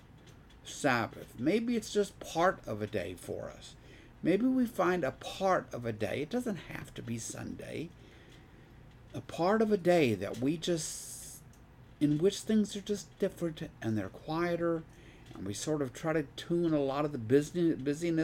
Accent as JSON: {"language": "English", "region": "Deep South", "country": "United States", "tie": "born or raised there", "said": "I grew up in the Deep South"}